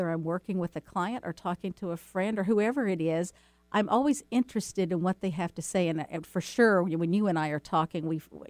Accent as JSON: {"language": "English", "region": "the South", "country": "United States", "tie": "born or raised there", "said": "And, you know, I'm from the South."}